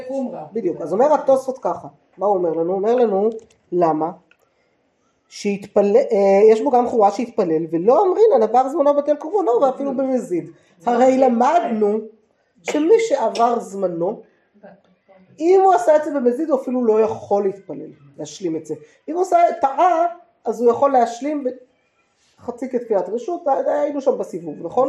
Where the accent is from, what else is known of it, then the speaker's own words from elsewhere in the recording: Jerusalem, Jerusalem District, Israel; גדלתי בעיר העתיקה